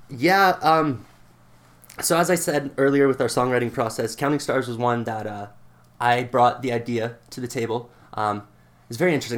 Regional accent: Lethbridge, Alberta, Canada; I'm from Southern Alberta, from Lethbridge

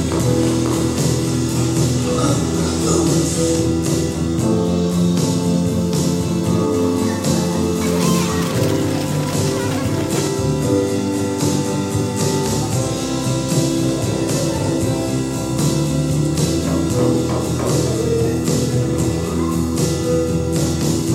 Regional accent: United States; I'm an American and I'm a filmmaker

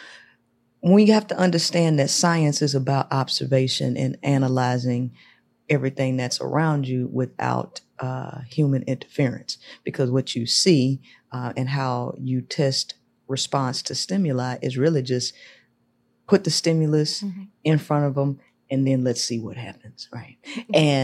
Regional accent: Shreveport, Louisiana, United States; moved away as an adult; now in Houston, United States; I'm originally from Shreveport, Louisiana, but I live in Texas. I've been in Houston for 12 years now.

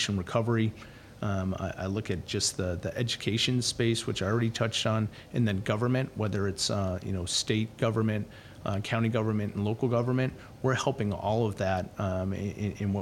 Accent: Canada; moved away; I'm from Canada.

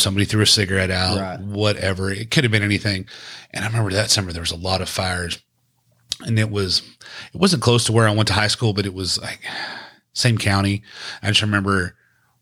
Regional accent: Richland Chambers Reservoir, East Texas, United States; I grew up on Richland Chambers Reservoir in the East Texas

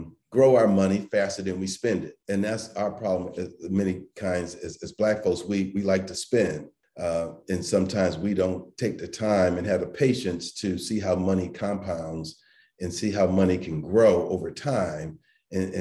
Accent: Springfield, Massachusetts, United States; I grew up in Springfield, Massachusetts

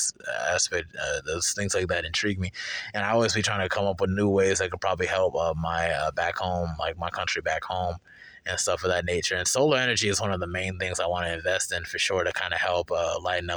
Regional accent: Charlotte, North Carolina, United States; also born or lived in Durham, North Carolina; Charlotte for me was like kind of different

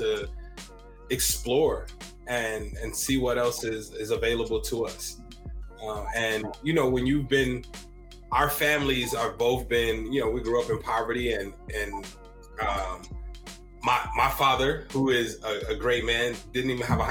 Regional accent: Chicago, Illinois, United States; moved away as an adult; also born or lived in Ames, Iowa; now in Des Moines, United States; I'm from Chicago, Illinois, born and raised there

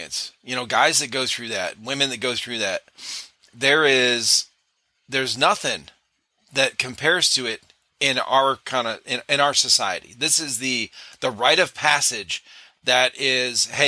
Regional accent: Cleveland, Ohio, United States; moved away as an adult; now in South Carolina, United States; I grew up in Cleveland, Ohio

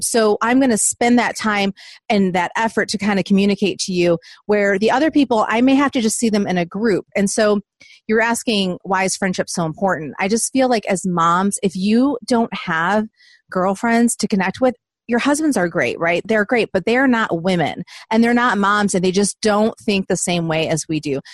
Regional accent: Southeast Michigan, United States; moved away as an adult; now in Nashville, United States; I'm originally from Southeast Michigan

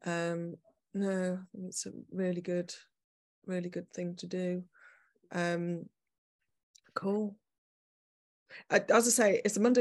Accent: Manchester, North West England, United Kingdom; moved away as an adult; also born or lived in Leeds / London / New York; I'm from Manchester originally, then I studied in Leeds, and then I did my part twos down at the Bartlett.

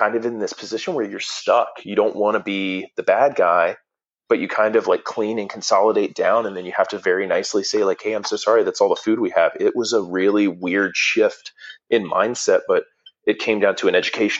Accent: Atlanta, Georgia, United States; I'm from Atlanta

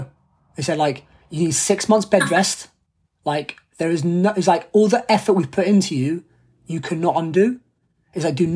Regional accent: London, United Kingdom; I'm from London. So like, it's my home city's Paralympic Games.

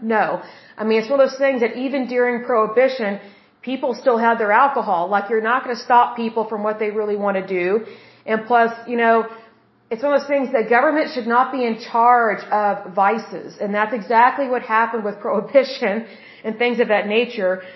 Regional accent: United States; as the American people

